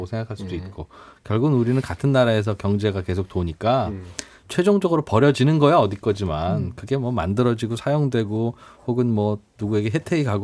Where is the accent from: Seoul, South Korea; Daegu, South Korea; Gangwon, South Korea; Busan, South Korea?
Seoul, South Korea; 저 송파구 풍납동에 어린 아. 시절 거기 있었는데